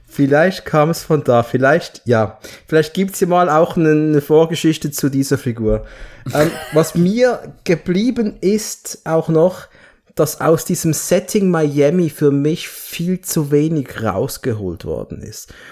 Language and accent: German; Basel, Basel-Stadt, Switzerland; bei uns in Basel